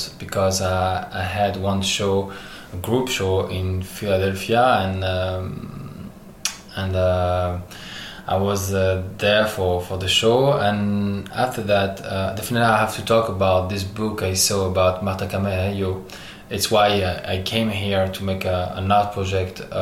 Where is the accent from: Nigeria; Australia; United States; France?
France; English is a second language; also born or lived in Algeria; I'm born in Algeria and I grew up in France.